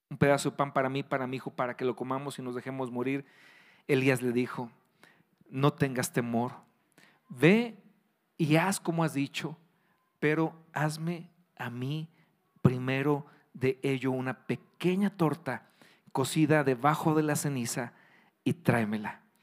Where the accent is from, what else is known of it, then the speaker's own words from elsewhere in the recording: Querétaro, Mexico; aquí en Querétaro, que aquí somos especialistas en gorditas